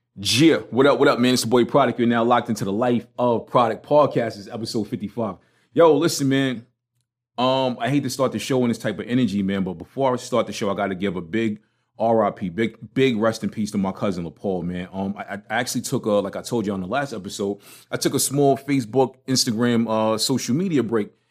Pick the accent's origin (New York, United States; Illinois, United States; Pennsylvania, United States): New York, United States; New York City; accent: Brooklyn; now in Charlotte, United States; I am not denouncing my Brooklyn card. I'ma keep my Brooklyn accent